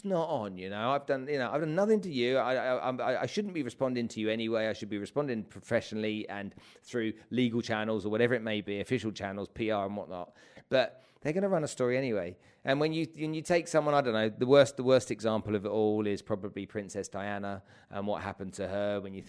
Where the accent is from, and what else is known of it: England, United Kingdom